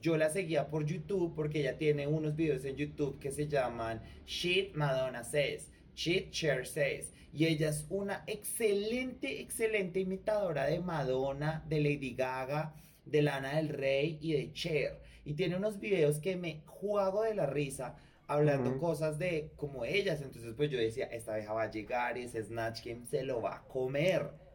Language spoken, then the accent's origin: Spanish; Colombia; nosotros los colombianos